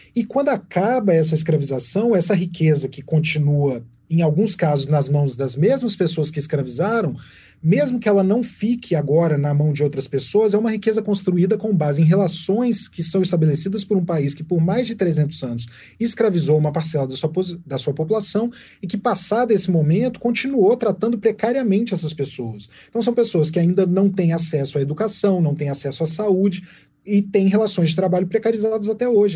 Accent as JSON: {"language": "Portuguese", "region": "Minas Gerais", "country": "Brazil", "said": "eu sou jornalista, sou mineiro"}